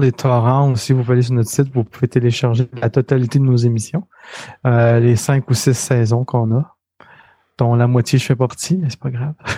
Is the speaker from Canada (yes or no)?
yes; Quebec City, Quebec, Canada; moved away as an adult; now in Montreal, Canada; je viens de Québec, la ville de Québec.